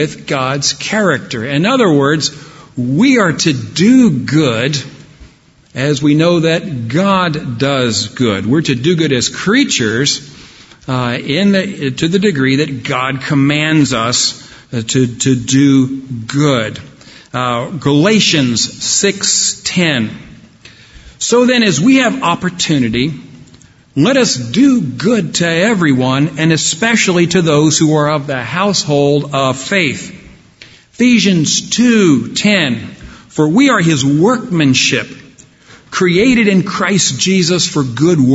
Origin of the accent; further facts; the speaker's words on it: Dallas, Texas, United States; I grew up in Dallas, Texas in the 1970s